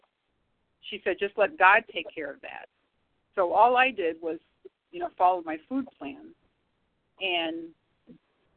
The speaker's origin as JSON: {"language": "English", "town": "St. Louis", "region": "Missouri", "country": "United States", "said": "I'm from St. Louis."}